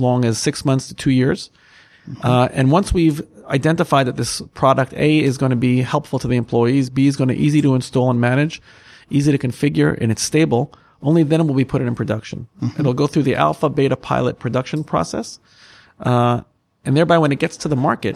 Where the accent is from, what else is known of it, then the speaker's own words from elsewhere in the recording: United States; accent: American; as you can hear from my accent, I'm American myself